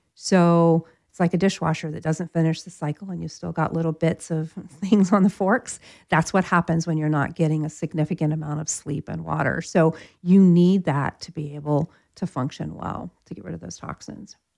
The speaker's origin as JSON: {"language": "English", "region": "Florida", "country": "United States", "said": "I'm from Florida"}